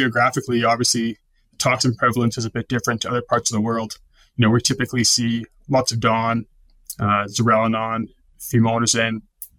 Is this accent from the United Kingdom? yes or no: no; Calgary, Alberta, Canada; born and raised in Calgary, attended University of Calgary